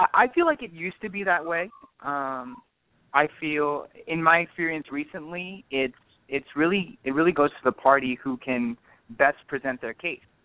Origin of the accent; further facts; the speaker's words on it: Orange County, California, United States; I'm born and raised in Orange County uh, from parents of Indian heritage